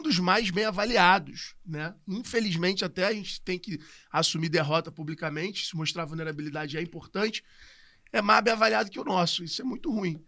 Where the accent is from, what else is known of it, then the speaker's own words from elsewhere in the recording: Rio de Janeiro, Brazil; Eu sou da Tijuca